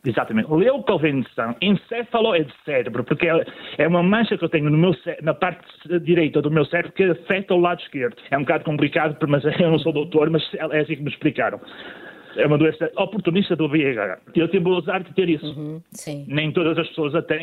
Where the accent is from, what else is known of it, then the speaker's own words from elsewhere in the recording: Matosinhos, Porto District, Portugal; eu sou da cidade de Matosinhos